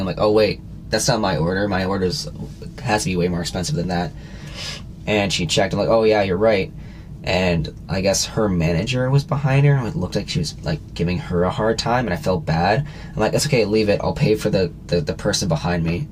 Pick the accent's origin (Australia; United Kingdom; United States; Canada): Canada; we're Canadian, we live in Canada